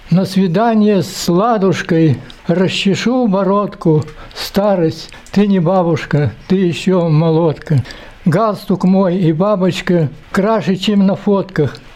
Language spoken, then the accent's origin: Russian; Siberia, Russia; Я же родился в Сибири